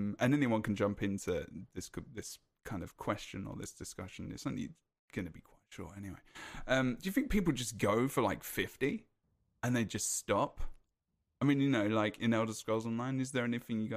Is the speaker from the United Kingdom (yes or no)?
yes; United Kingdom; I'm British